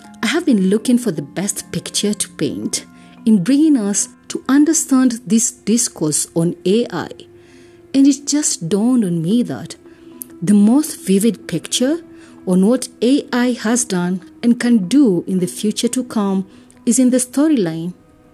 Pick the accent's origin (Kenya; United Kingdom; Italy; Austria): Kenya; I am uniquely Kenyan and relevantly African